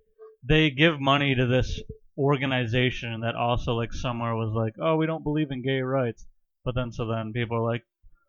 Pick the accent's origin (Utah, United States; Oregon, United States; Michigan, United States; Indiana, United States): Michigan, United States; I'm from Michigan.